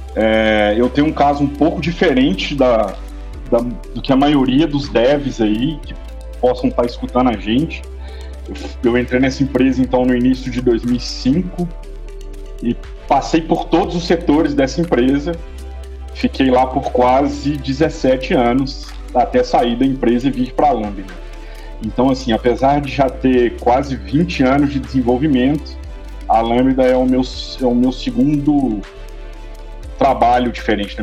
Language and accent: Portuguese; interior of Minas Gerais, Brazil; now in Belo Horizonte, Brazil; apesar de morar em Belo Horizonte, eu sou do interior de Minas